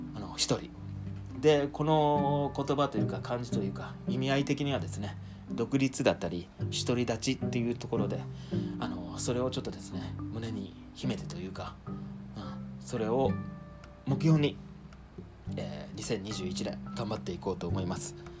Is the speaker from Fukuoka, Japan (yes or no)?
yes; rural Fukuoka, Japan; moved away as an adult; also born or lived in Saitama / Tokyo; 福岡の田舎の方の出身